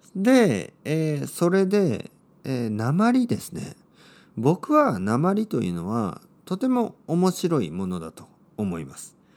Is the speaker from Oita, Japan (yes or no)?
yes; Oita, Japan; accent: Oita dialect; 僕の出身の大分大分弁